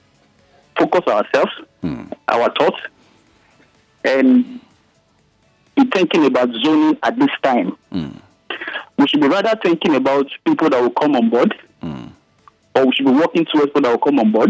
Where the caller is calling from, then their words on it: Lagos, Nigeria; I'm calling from Community Road, Ijegun